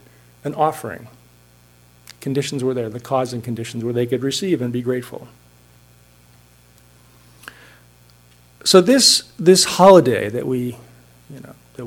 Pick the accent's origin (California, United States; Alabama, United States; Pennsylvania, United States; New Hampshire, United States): New Hampshire, United States; Hanover; now in Cambridge, United States; my hometown of Hanover, New Hampshire